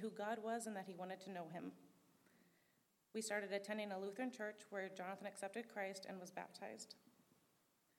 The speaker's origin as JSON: {"language": "English", "region": "Minnesota", "country": "United States", "tie": "born or raised there", "also_born_or_lived": "San Diego, California / Lakeside, California", "said": "We moved here to Minnesota in March of 1995. I was nine."}